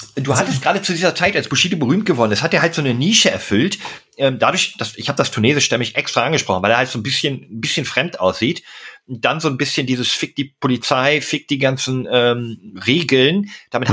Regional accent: Berlin, Germany; Ich bin ja eigentlich auch gebürtiger Berliner

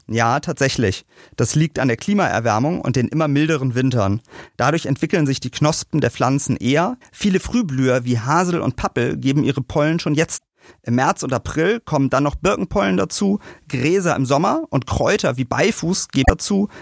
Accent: Berlin, Germany; in einer dicht bebauten Stadt wie bei uns in Berlin

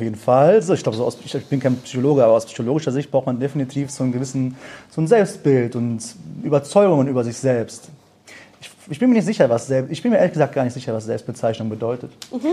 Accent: Germany; ich bin geboren, aufgewachsen in Deutschland. Meine Eltern kommen aus dem Iran

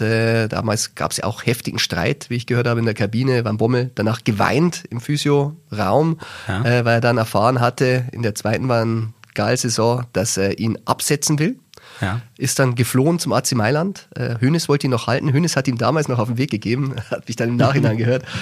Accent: Germany; als Deutscher

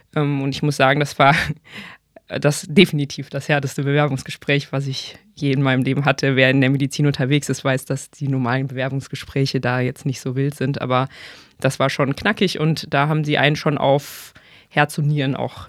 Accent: Bonn, North Rhine-Westphalia, Germany; moved away as an adult; also born or lived in Mainz; now in Hamburg, Germany; ich ursprünglich aus Bonn komme

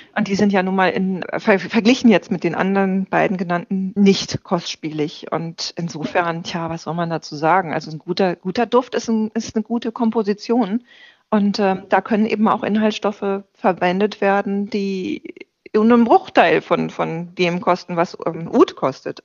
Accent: Ruhr area, North Rhine-Westphalia, Germany; now in Berlin, Germany; Ich bin im Ruhrgebiet geboren

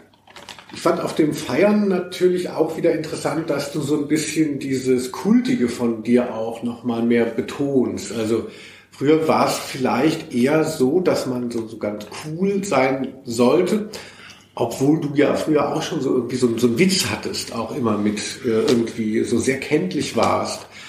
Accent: Hesse, Germany; moved away; also born or lived in Cologne; ich bin ja schon gebürtiger Hesse, war aber über 20 Jahre in Köln.

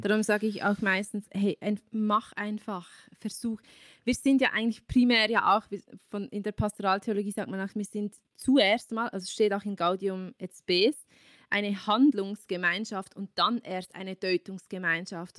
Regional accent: Switzerland; bei uns in der Schweiz

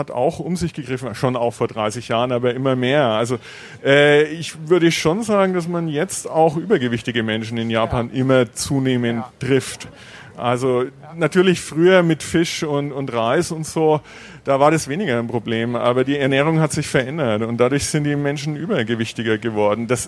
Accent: Bavaria, Germany; Ich meine, ich komme äh, aus Bayern, Franken, Laptop und Lederhosen.

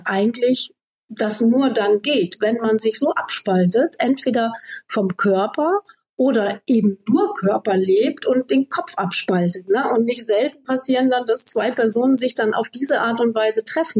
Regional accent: Namibia; moved away; Ich bin in Namibia aufgewachsen

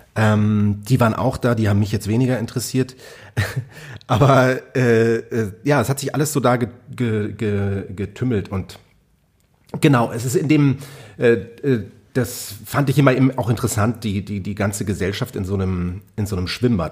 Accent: Munich, Bavaria, Germany; ich bin eben da aufgewachsen in München, äh, München Freimann

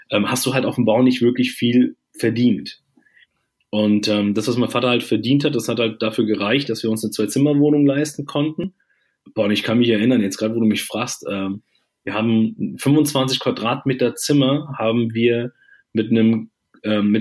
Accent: Germany; Ich bin hier in Deutschland äh, geboren und auch groß geworden.

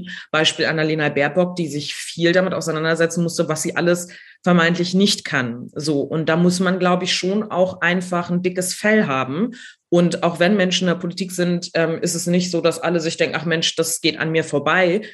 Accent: Neumünster, Schleswig-Holstein, Germany; moved away as an adult; also born or lived in Berlin; ich komme aus Schleswig-Holstein, habe hier studiert

